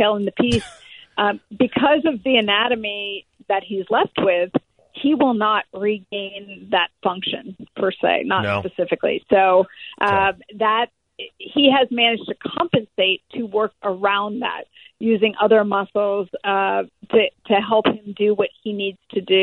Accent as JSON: {"language": "English", "area": "the Bay Area", "region": "California", "country": "United States", "moved": "yes", "said": "I'm from the Bay Area originally"}